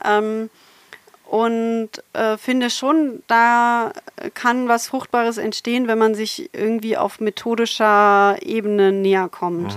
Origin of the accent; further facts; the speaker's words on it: Berlin, Germany; moved away as an adult; also born or lived in Halle an der Saale / Saarbrücken / Potsdam / Konstanz; now in Bochum, Germany; ich komme eigentlich aus Berlin